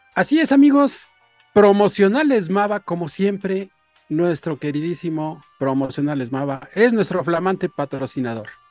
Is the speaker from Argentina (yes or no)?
no; Mexico; nosotros como mexicanos